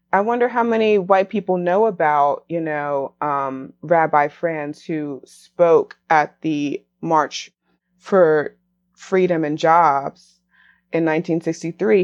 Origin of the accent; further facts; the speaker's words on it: Raleigh, North Carolina, United States; after leaving Raleigh, returning to Raleigh, married